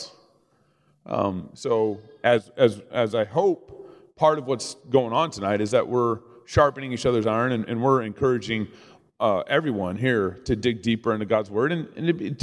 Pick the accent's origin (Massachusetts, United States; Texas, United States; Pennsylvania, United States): Texas, United States; Dallas; I grew up in Texas